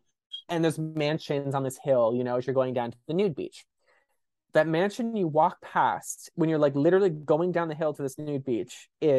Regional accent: San Diego, California, United States; I mean, I'm from San Diego, I've known about it forever

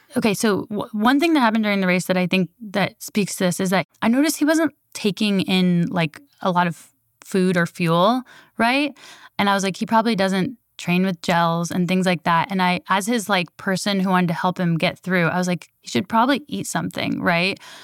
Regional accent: Berkeley, California, United States; I was born in Berkeley

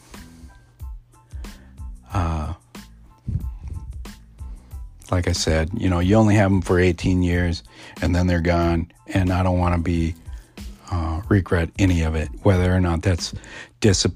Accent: United States; being an Indian or being a Native American

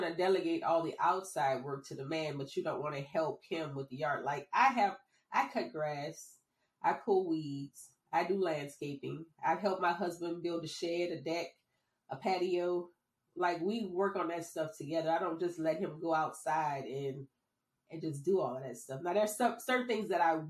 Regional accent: New Orleans, Louisiana, United States; moved away; also born or lived in North Carolina; I'm from New Orleans

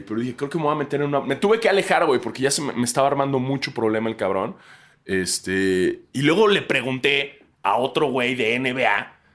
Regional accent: Mexico; moved away; soy mexicano

